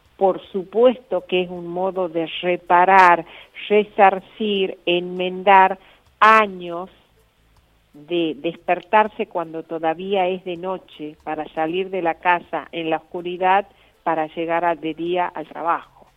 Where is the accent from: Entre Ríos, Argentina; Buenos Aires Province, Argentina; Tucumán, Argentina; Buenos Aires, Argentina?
Tucumán, Argentina; Lules; now in Rosario, Argentina; soy tucumana, del Tucumán profundo. Soy de Lules y vivo en Rosario